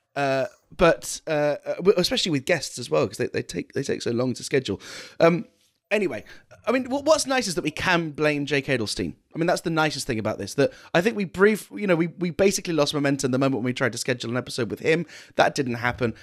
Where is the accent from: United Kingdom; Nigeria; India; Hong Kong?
United Kingdom; I'm the British one